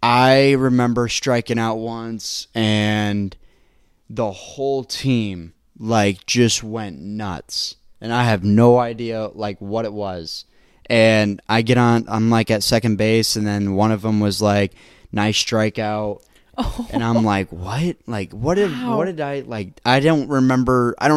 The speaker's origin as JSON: {"language": "English", "region": "Indiana", "country": "United States", "said": "I'm from Indiana."}